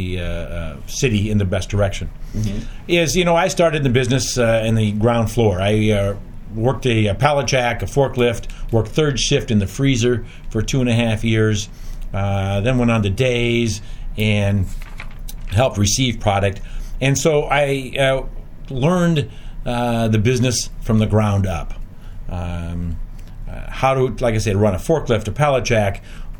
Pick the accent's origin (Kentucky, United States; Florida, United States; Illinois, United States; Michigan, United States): Illinois, United States; Rock Island; I've lived in Rock Island my whole life. So born and raised in Rock Island, never lived anywhere else